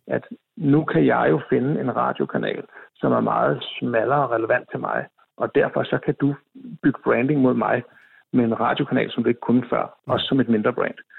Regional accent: Copenhagen, Capital Region of Denmark, Denmark; jeg er jo københavner

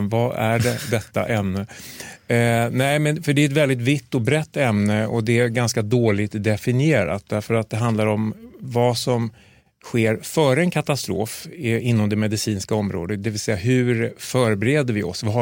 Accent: Sweden; Och då, för, som svensk kirurg, att komma ut, ja, men då blir det liksom krigskirurgi, det blir humanitär verksamhet.

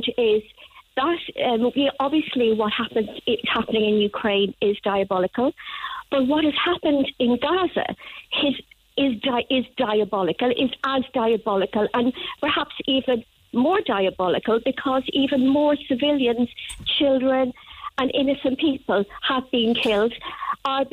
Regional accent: Ireland; I'm an Irish person.

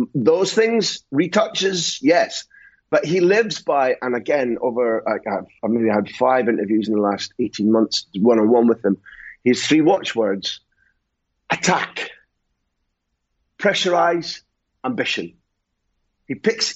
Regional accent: Scotland, United Kingdom; I'm Scottish.

